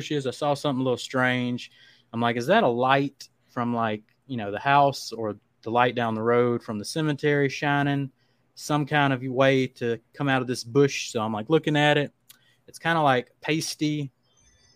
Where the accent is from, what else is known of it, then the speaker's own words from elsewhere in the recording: Black Lake, Louisiana, United States; I grew up on Black Lake, Louisiana